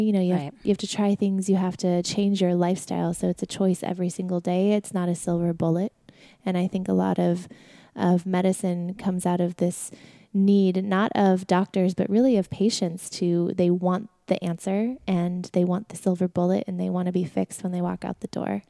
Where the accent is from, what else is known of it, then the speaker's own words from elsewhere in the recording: Sedona, Arizona, United States; moved away as an adult; also born or lived in New York; We grew up in Sedona, Arizona